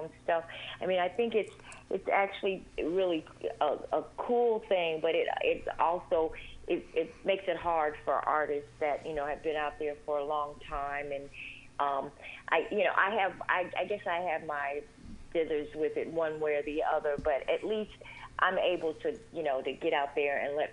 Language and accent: English; Chicago, Illinois, United States; moved away; born and raised in Chicago, the south side of Chicago